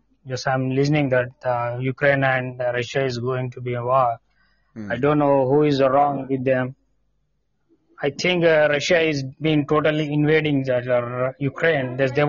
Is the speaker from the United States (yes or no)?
no; India; I'm from India.